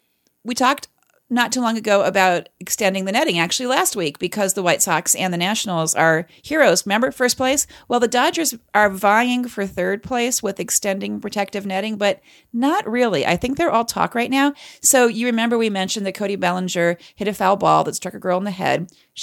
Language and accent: English; Canada; I'm a Canadian. I know better. I know how to stay neutral.